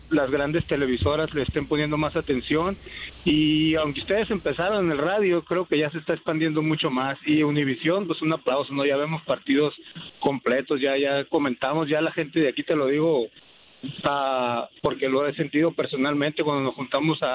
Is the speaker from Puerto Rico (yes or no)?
no; Mexico; now in Phoenix, United States; aquí en Phoenix yo vivo en una comunidad muy grande, uh, Guatemala, hay muchísima gente de ahí. Yo soy mexicano